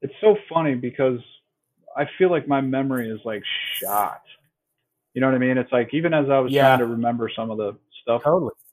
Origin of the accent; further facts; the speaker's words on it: Greenville, United States; also born or lived in Dayton; my hometown here in Greenville, and I was living in Dayton